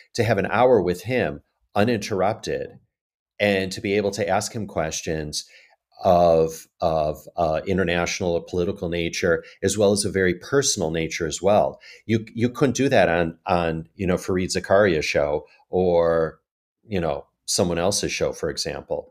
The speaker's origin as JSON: {"language": "English", "town": "Chicago", "region": "Illinois", "country": "United States", "also_born_or_lived": "Asia", "moved": "as an adult", "lives_now": "New York, United States", "said": "I'm originally from Chicago"}